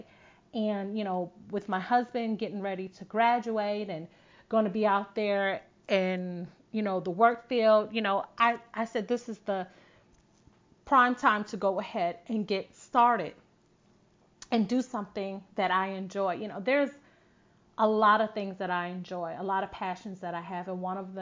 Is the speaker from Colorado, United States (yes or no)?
no; Buffalo, New York, United States; moved away; Wakia, who still currently lives in my hometown, Buffalo, New York